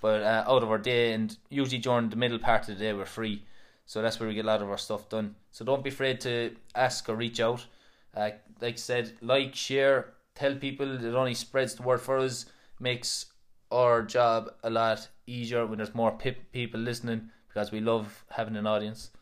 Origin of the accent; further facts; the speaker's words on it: Kilmallock, Munster, Ireland; we grew up in Asheville and Kilmallock